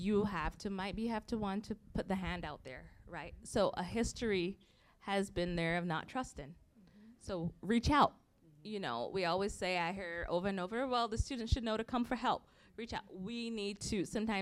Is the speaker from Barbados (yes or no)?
yes; Barbados; moved away; growing up in Barbados, like black people, 95% were black